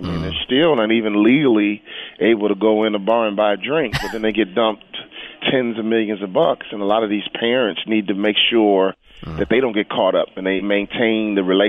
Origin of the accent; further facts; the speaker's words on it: Chicago, Illinois, United States; I grew up in Chicago. I'm a city kid. But my mom and dad were from the South.